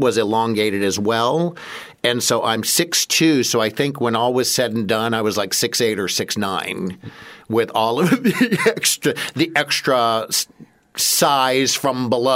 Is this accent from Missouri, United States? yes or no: yes; Columbia, Missouri, United States; I grew up in Missouri, a college town